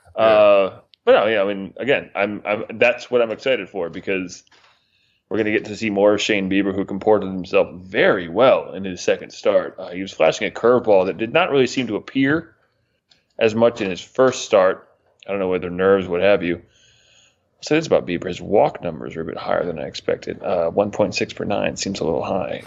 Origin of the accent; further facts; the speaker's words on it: Northeast, United States; moved away; Growing up in the Northeast, I listened to a lot of New York Sports Talk Radio